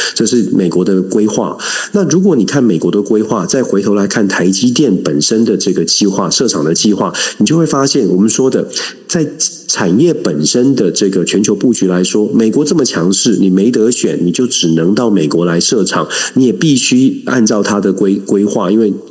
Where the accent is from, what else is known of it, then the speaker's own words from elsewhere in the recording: Taiwan; 这是我们在台湾面临的一个大，大的问题